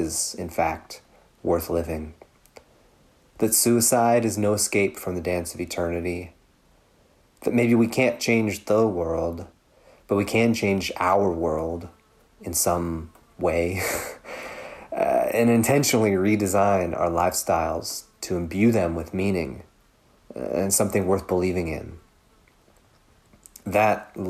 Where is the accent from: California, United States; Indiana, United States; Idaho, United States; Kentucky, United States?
Kentucky, United States; Louisville; outside of my hometown of Louisville